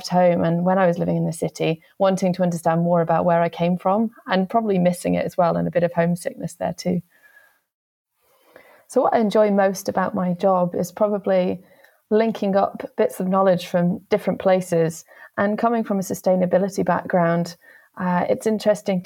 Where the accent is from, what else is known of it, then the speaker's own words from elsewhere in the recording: Kendal, North West England, United Kingdom; moved away as an adult; I grew up in the South Lakes in the northwest of England. So I was born in Kendal